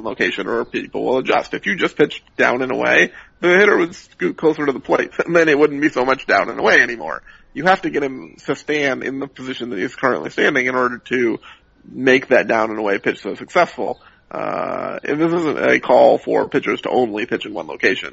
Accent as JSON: {"language": "English", "town": "Seattle", "region": "Washington", "country": "United States", "tie": "born or raised there", "said": "I grew up in Seattle"}